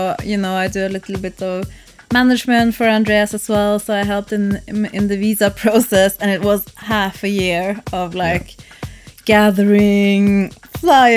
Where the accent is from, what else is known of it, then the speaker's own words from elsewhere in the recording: Norway; English is a second language; moved away; Norway again. You know, it's my home country